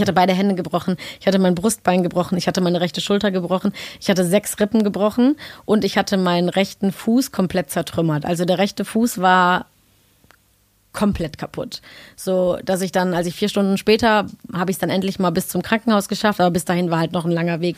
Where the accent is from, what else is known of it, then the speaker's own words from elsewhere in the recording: Cologne, North Rhine-Westphalia, Germany; Köln ja auch meine Heimat ist